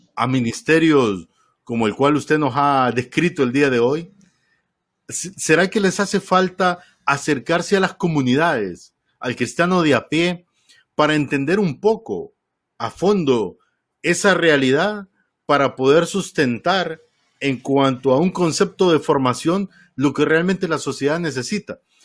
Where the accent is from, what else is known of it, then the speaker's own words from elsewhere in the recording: Honduras; tenía muchos años de no escuchar radio eh, tradicional en mi país, el otro día camino al trabajo iba escuchando una de las emisoras, no me acuerdo si era Radio América o HRN